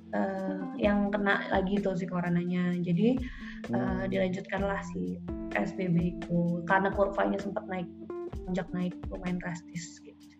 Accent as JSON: {"language": "Indonesian", "town": "Bogor", "region": "West Java", "country": "Indonesia", "also_born_or_lived": "Jakarta", "said": "gue dari Bogor, terus tapi kerja di Jakarta"}